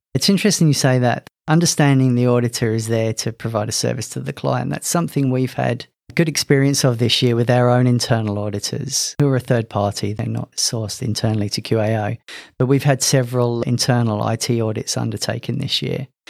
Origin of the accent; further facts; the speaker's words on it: London, United Kingdom; moved away as an adult; also born or lived in Loughborough, England; now in Queensland, Australia; As you could probably guess from my accent, I'm not from Australia. Originally from London, emigrated here in 2013.